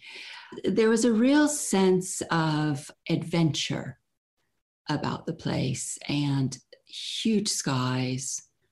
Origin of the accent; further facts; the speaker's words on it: Florida, United States; moved away as an adult; also born or lived in Chicago, Illinois / Gainesville, Florida; now in London, United Kingdom; we moved to Florida when I was six